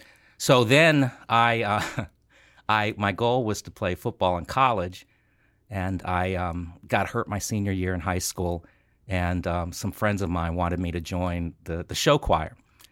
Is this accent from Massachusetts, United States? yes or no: no; Washington, District of Columbia, United States; born there; also born or lived in Rockville, Maryland / California; I was born in Washington, D.C., and we lived in Maryland, Rockville, Maryland, for a while before my family moved out to California.